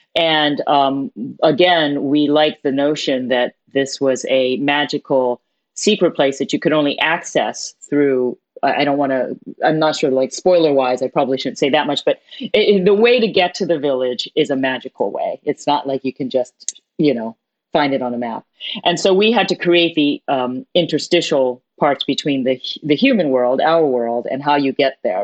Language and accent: English; New York City, New York, United States; I was born in New York City, but my parents are from Hong Kong